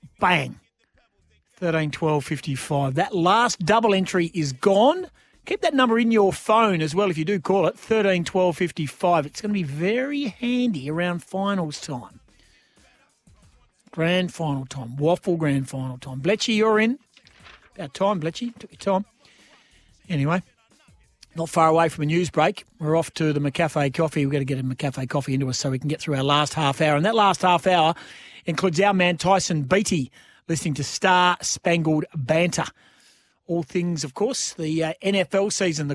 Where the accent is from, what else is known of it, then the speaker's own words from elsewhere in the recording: Australia; I'm an Aussie.